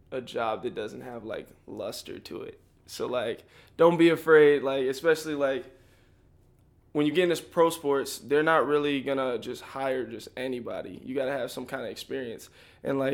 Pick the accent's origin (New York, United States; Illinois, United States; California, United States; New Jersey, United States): Illinois, United States; Joliet; also born or lived in Bolingbrook, Illinois; I'm from Joliet. So I claim Joliet, Bolingbrook, I claim both of them